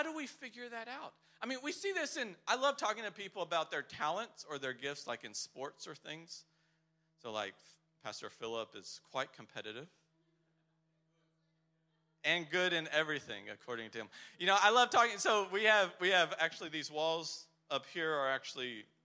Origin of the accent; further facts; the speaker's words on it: Texas, United States; now in Poland; I'm from Texas